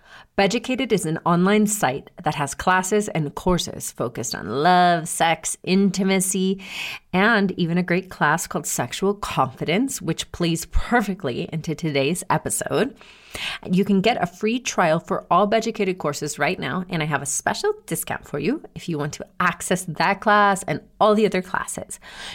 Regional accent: Georgia, United States; also born or lived in Brazil; growing up in Georgia? Is it growing up partially in Brazil?

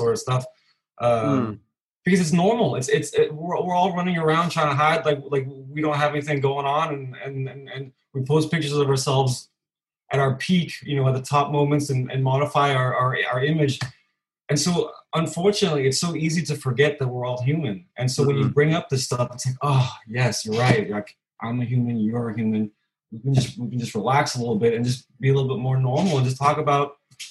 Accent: California, United States; moved away as an adult; now in Copenhagen, Denmark; I'm originally from California, but I've been in Copenhagen for 11 years now

